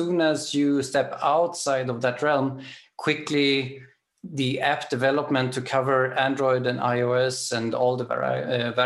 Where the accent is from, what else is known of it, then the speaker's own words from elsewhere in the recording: Sweden; now in Germany; I'm from Sweden